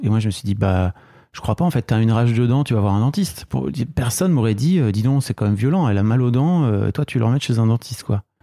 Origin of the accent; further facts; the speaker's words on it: the North, Hauts-de-France, France; nous on vient du Nord